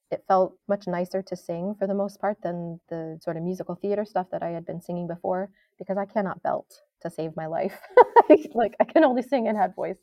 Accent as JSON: {"language": "English", "region": "New York", "country": "United States", "tie": "born or raised there", "said": "I grew up in New York State"}